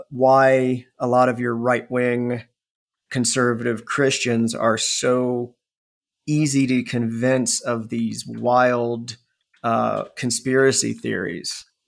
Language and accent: English; Ohio, United States; I mean, I grew up in Northeast Ohio cornfields and cows, and I believed all the racist bullshit, stereotypical bullshit, because it's what I was raised in.